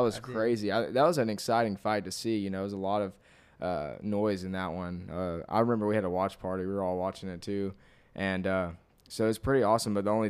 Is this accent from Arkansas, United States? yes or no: yes; Cabot, Arkansas, United States; I'm from Cabot too